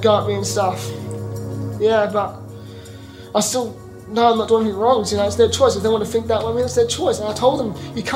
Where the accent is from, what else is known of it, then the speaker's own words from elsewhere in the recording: Australia; I'm actually here from Australia.